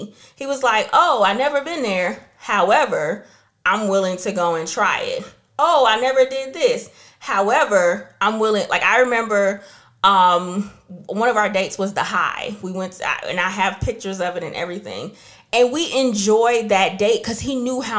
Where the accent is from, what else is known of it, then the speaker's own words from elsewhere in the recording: New York, United States; moved away; also born or lived in New Jersey; I grew up in New York and New Jersey for a couple of years